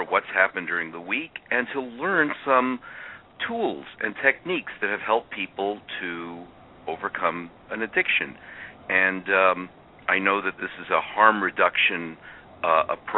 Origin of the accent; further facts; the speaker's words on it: New York City, New York, United States; accent: Brooklyn; now in Madison, United States; I am from Brooklyn, as my accent will give away.